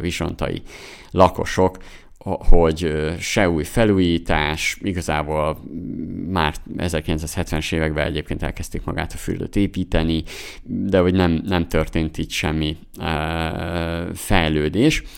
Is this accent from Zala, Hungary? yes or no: yes; Zala, Hungary; moved away; mi, mi Zolából származunk, Somogy megyéhez közel